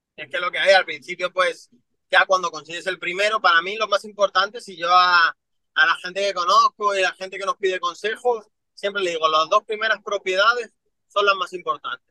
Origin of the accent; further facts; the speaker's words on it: Madrid, Community of Madrid, Spain; yo me crié en San Cristóbal de los Ángeles, que es uno de los peores barrios que, existe en Madrid.